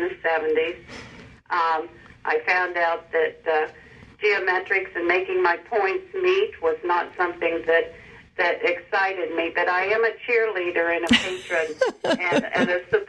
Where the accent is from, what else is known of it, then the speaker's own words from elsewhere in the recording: West Virginia, United States; now in Manchester, United States; I'm formerly from West Virginia. I'm a mountaineer, grew up there, eventually ended up in Ohio